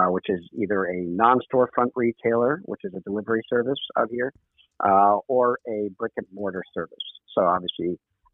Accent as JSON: {"language": "English", "region": "East Coast", "country": "United States", "tie": "born or raised there", "also_born_or_lived": "Egypt (ancestry)", "moved": "as an adult", "lives_now": "San Francisco, United States", "said": "growing up on the East Coast, especially with a conservative family"}